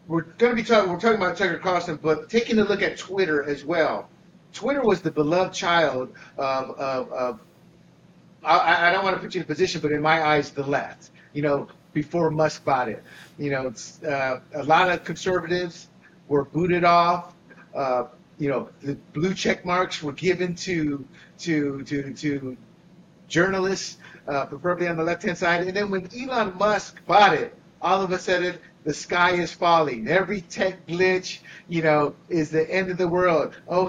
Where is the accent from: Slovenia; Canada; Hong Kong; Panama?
Panama; I was born and raised in Panama as an American citizen who experienced. I say experienced because I did not live under the two dictators. I was the protected citizen because I was an American citizen.